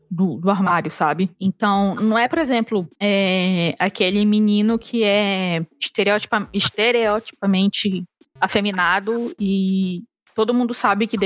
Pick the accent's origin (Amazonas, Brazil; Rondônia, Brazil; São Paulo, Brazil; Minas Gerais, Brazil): Amazonas, Brazil; Manaus; moved away; also born or lived in Brasília; eu mudei de Manaus para Brasília. E em Brasília, eu cheguei a sofrer um, umas microagressões xenofóbicas, sabe?